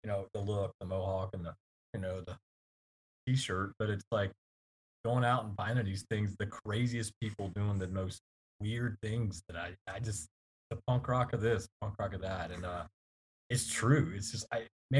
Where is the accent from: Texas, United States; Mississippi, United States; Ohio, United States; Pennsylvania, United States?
Mississippi, United States; Gulf Coast; moved away as an adult; growing up on the Gulf Coast